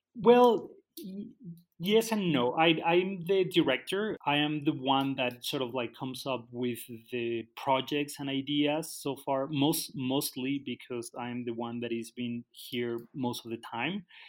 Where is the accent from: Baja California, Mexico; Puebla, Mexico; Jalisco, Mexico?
Jalisco, Mexico; Guadalajara; moved away as an adult; also born or lived in Canada; now in Tala, Mexico; I grew up in Guadalajara. When I was 20, I moved to Canada.